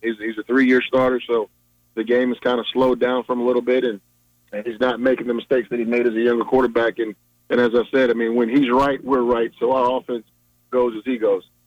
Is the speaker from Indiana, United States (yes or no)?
no; Richmond, Virginia, United States; also born or lived in Hampton, Virginia; I was born and raised in Richmond.